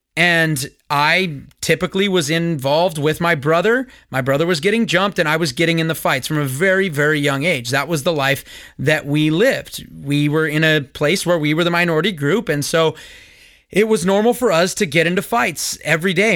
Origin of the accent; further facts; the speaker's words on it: Simi Valley, California, United States; also born or lived in Lancaster, California; I live in Simi Valley. I grew up in Simi Valley